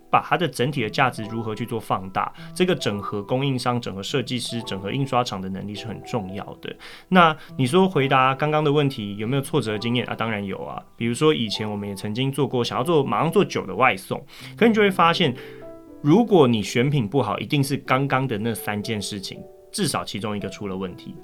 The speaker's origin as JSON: {"language": "Chinese", "region": "Taipei", "country": "Taiwan", "tie": "born or raised there", "said": "我自己本身也是士林夜市长大的，我跟确实不太一样，我自己本身不是业者，但是我因为，呃，地利之便住在那个附近"}